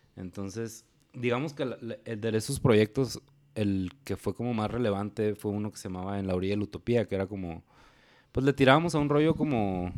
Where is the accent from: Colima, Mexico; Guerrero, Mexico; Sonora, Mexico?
Sonora, Mexico; Hermosillo; also born or lived in Guadalajara; yo soy de Hermosillo